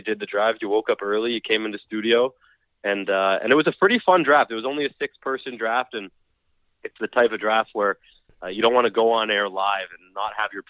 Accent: Canada; being a Canadian myself

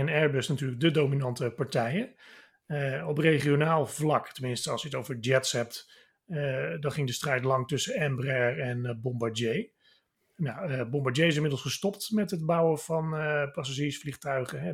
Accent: Netherlands

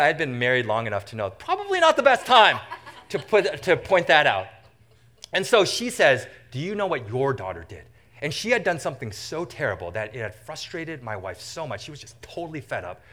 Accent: Vancouver, British Columbia, Canada; moved away as an adult; now in Michigan, United States; I grew up in what I consider to be the most beautiful city in the entire world

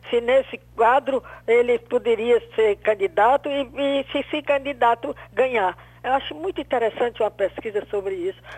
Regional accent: Brazil; eu sou brasileira até debaixo d'água

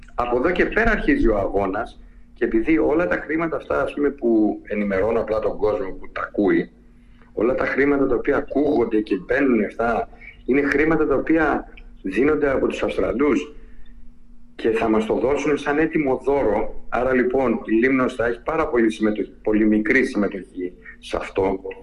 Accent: Lemnos, North Aegean, Greece; το έχουμε εμείς σαν Έλληνες και ακόμα περισσότερο σαν Λιμνή

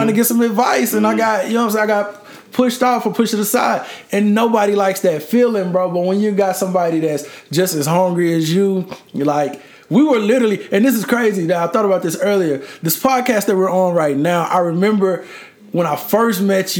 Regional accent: Houston, Texas, United States; I'm from Houston

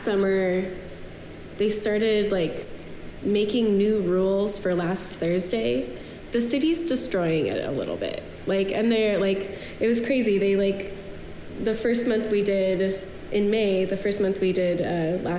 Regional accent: Spokane, Washington, United States; moved away as an adult; now in Portland, United States; I'm from Spokane, Washington, but I moved here in 2010 for school.

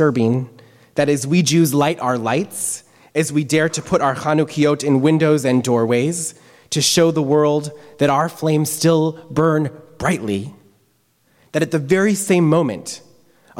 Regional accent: United States; as a rabbi, as a Jew, as an American

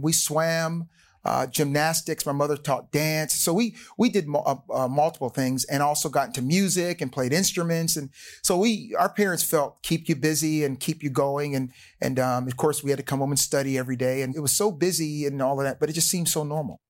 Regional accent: Willingboro, New Jersey, United States; moved away as an adult; I went to Williamboro High School. I grew up there in New Jersey

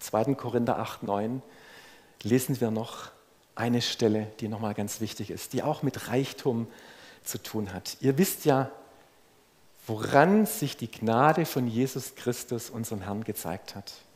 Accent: Swabia, Germany; als Schwabe

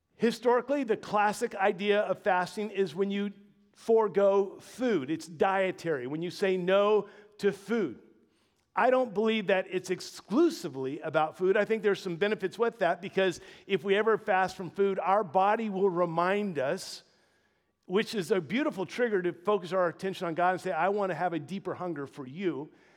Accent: Louisiana, United States; moved away; I was born in the Dirty South, born and raised in Louisiana

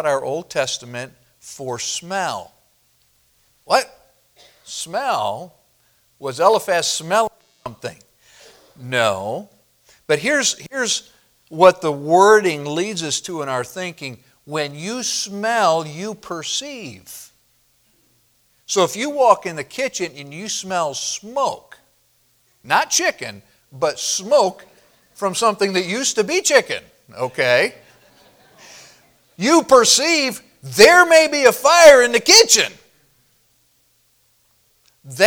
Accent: Midwest, United States; moved away; growing up in the Midwest

